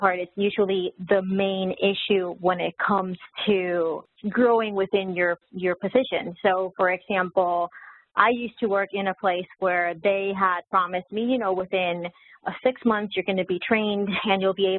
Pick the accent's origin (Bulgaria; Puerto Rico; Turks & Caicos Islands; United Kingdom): Puerto Rico; moved away as an adult; also born or lived in Texas, United States; now in Florida, United States; Originally from Puerto Rico, I was born in the United, you know, in the mainland in Texas, but I lived most of my life in Puerto Rico